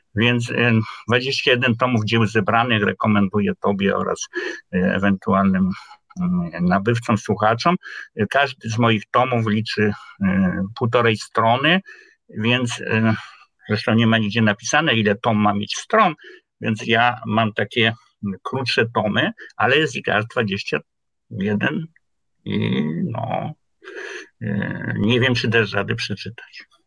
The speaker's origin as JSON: {"language": "Polish", "town": "Kraków", "region": "Lesser Poland", "country": "Poland", "tie": "born or raised there", "said": "Urodziłem się w Krakowie y, na ulicy Kanoniczej, no i wędrowałem w różne miejsca krakowskie"}